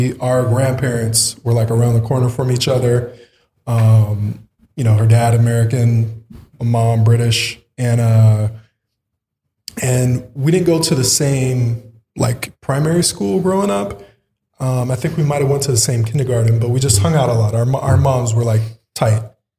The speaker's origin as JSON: {"language": "English", "region": "Azores", "country": "Portugal", "tie": "born there", "said": "I was a military brat. So I was born in the Azores, Portuguese islands. We have a small base there, an Air Force base, Lodges Air Force Base."}